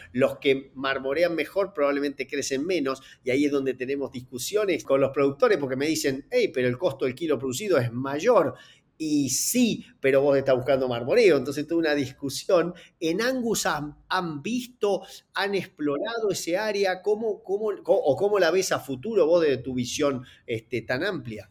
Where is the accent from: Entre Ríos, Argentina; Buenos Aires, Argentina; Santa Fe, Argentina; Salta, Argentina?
Entre Ríos, Argentina; de donde soy oriundo, en, en Entre Ríos, allá por el año que nací